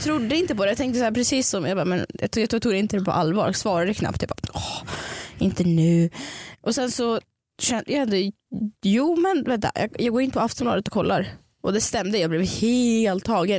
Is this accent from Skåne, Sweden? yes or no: no; Stockholm, Stockholm County, Sweden; jag var från Stockholm